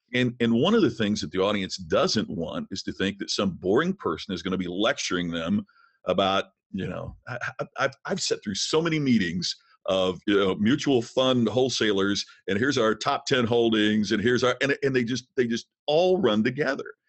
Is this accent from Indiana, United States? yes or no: yes; Crothersville, Indiana, United States; moved away; I'm from a small town in southern Indiana. Crothersville, Indiana is my hometown